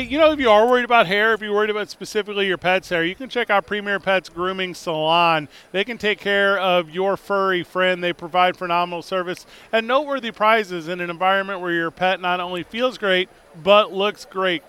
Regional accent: St. Louis, Missouri, United States; now in Albuquerque, United States; I'm from St. Louis

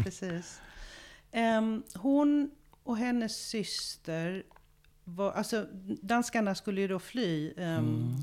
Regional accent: Malmö, Skåne, Sweden; moved away as an adult; also born or lived in Israel; Jag kommer från Malmö. Och jag är uppvuxen där

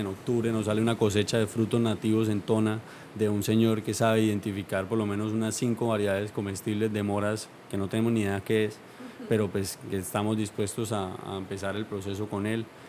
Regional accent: Colombia; todos como sociedad colombiana

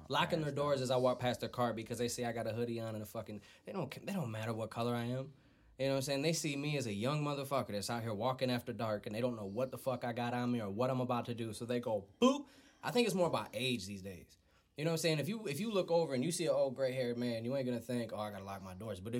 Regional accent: Flint, Michigan, United States; I'm from Flint.

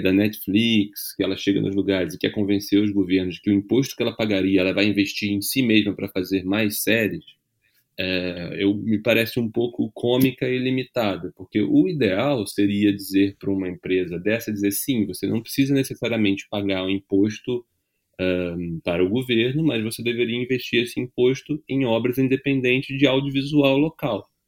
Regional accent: Brazil; como brasileira

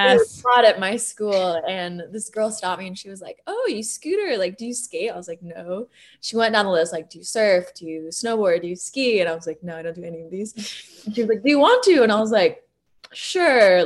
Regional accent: Bay Area, California, United States; I grew up in the Bay Area

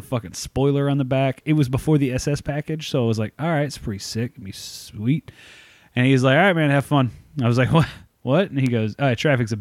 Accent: small town Oklahoma, United States; I worked as a lot porter at a Chevy dealership in my hometown before I went to college

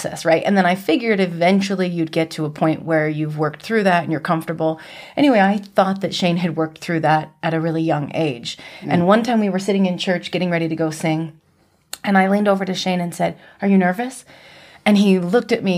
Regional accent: Utah, United States; Mostly from Utah, and I'm the youngest of a big family

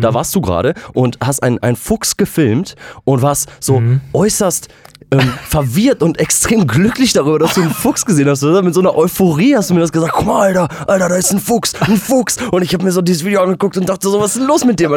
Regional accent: West Germany, Germany; hier im Westen, wo wir dann auch groß

